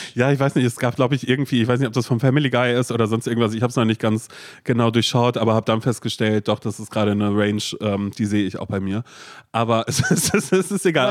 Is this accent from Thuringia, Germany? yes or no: no; Berlin, Germany; dass wir Berliner sind